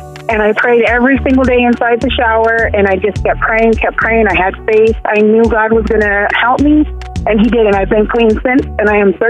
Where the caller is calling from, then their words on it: Phoenix, Arizona, United States; I'm calling from Phoenix, Arizona.